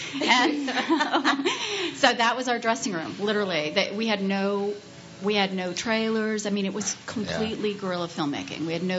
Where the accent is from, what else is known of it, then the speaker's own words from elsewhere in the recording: Los Angeles, California, United States; accent: Valley; I'm the only one from the Valley in the movie. I grew up in the Valley.